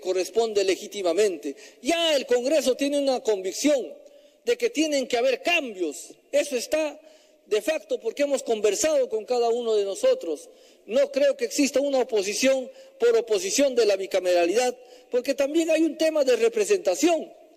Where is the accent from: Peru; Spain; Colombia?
Peru; como peruano